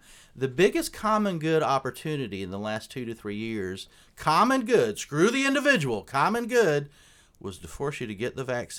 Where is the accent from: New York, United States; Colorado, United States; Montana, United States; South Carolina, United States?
South Carolina, United States; I'm from South Carolina